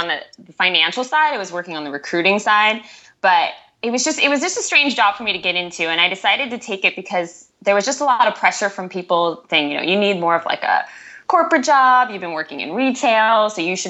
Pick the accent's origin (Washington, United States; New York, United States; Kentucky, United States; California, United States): California, United States; Northern Bay Area, Northern; I'm from the Northern Bay Area, so Northern California.